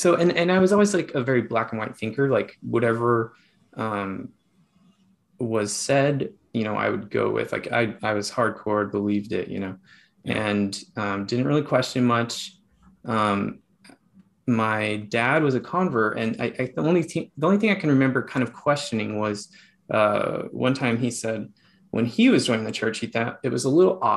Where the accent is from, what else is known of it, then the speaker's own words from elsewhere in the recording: Heber City, Utah, United States; born there; I was born in Utah, actually, Heber City, Utah, 1982.